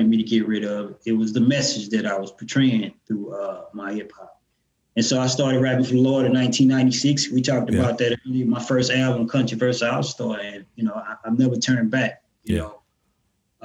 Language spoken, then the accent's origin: English; Houston, Texas, United States; also born or lived in Arlington, Texas; I'm a Houstonian. I was born in Arlington, Texas, but I don't remember nothing but Houston, man. Grew up in Trinity Garden, which is one of the roughest neighborhoods in Houston